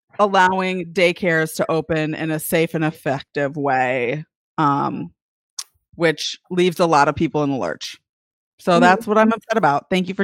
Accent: Toledo, Ohio, United States; also born or lived in Oregon, Ohio; I'm from Toledo. Well, I live in Oregon, but I'm from the Toledo area.

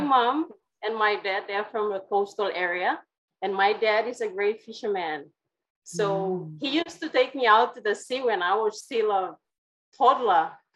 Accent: Kimbe, West New Britain, Papua New Guinea; I come from the New Britain Island in Papua New Guinea, so West New Britain province

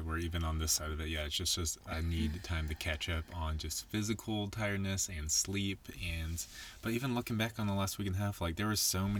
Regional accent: Nashville, Tennessee, United States; moved away as an adult; also born or lived in Colorado; now in Denver, United States; But we were both born and raised in Nashville. And I lived there for the first like 28 years of my life until we moved out to Colorado.

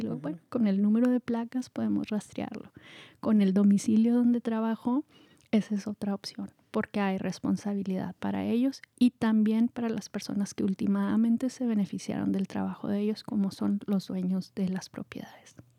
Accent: Mexico; moved away as an adult; also born or lived in Marin County, California; now in California, United States; yo soy mexicana

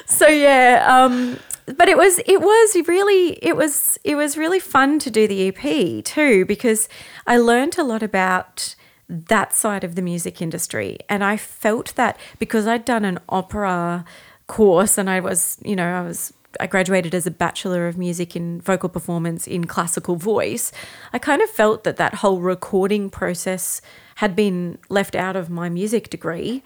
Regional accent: Brisbane, Queensland, Australia; I'm from Brisbane

